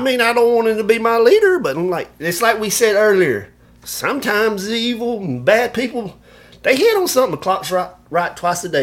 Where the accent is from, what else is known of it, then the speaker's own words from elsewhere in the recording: Alabama, United States; I'm from Alabama.